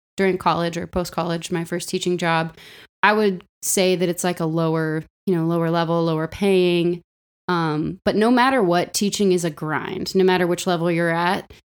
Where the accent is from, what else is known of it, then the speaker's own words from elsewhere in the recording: Los Angeles, California, United States; moved away; I grew up in Los Angeles and I grew up in a musical